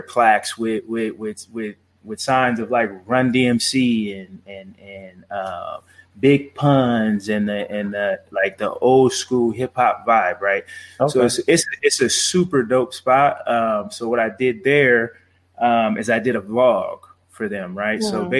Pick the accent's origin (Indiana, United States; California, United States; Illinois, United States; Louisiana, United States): California, United States; Los Angeles; moved away as an adult; also born or lived in Arizona; now in Chandler, United States; I'm from Los Angeles, California, right? And I moved here, went to school at Arizona State, and I'm still here.